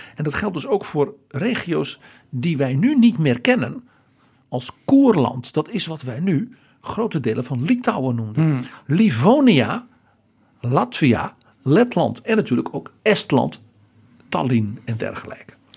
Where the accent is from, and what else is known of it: Netherlands